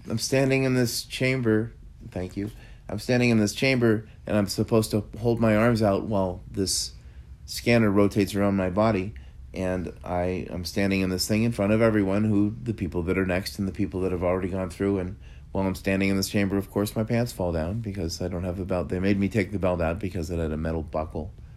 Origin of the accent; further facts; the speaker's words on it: United States; as an American.